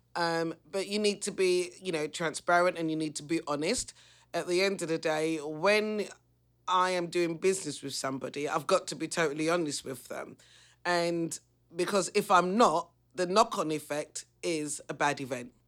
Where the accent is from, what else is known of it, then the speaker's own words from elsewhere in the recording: London, United Kingdom; I come from the East End. I'm not gonna deny my roots.